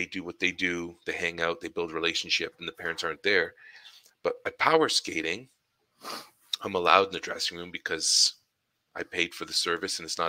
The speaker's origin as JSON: {"language": "English", "town": "Ottawa", "region": "Ontario", "country": "Canada", "tie": "born or raised there", "said": "my downtown Ottawa experience, my hometown"}